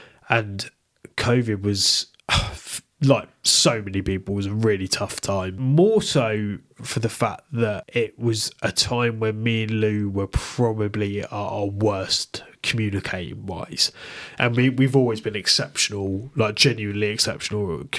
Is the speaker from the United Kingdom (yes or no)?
yes; Bristol, South West England, United Kingdom; Like, yeah, I came from Bristol, where, like, it's such an inclusive place.